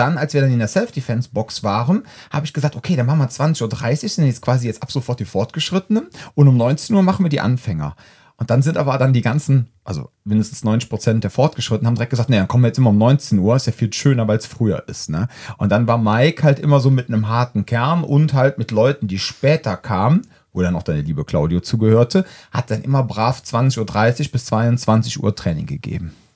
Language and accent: German; Cologne, North Rhine-Westphalia, Germany; wir, sind ja alle Kölner